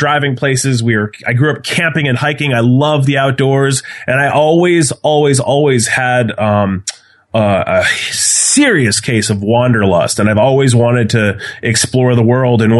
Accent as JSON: {"language": "English", "region": "Massachusetts", "country": "United States", "said": "I do live in Massachusetts, but my, my blood runs. I was born and raised in New Hampshire, and it still pains me to have a uh, a Massachusetts license plate, even though I've lived here for many, many, many"}